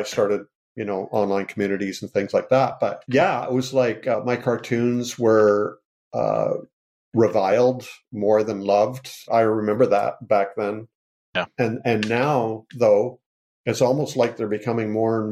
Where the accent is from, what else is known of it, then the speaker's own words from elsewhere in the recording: Canada; I am Canadian